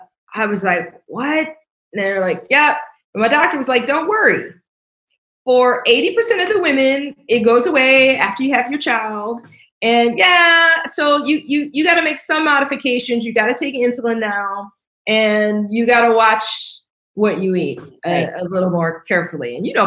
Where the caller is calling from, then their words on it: Vienna, Virginia, United States; I'm dialing in from Vienna, Virginia, just outside of Washington, D.C.